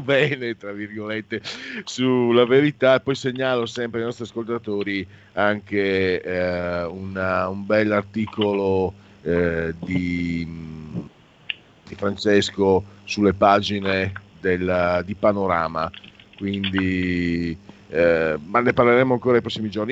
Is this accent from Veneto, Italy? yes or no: yes; Veneto, Italy; delle mie parti, Veneto